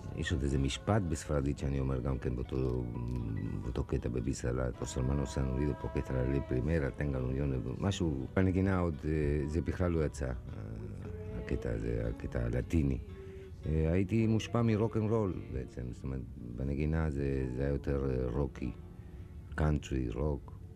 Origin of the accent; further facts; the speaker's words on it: Argentina; first language Spanish; Hebrew is a second language; now in Israel; מספרדית, שזאת שפת האם שלי, והשורשים המוזיקליים שלי זה משם, מארגנטינה